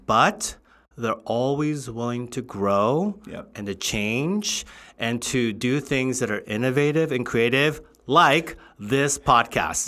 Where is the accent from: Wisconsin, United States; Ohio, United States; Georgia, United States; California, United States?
California, United States; Southern; also born or lived in Covina, California / Los Angeles, California; I grew up in Southern California